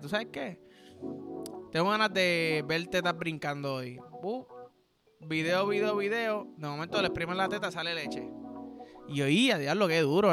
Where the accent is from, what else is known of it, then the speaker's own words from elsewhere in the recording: Puerto Rico; yo soy boricua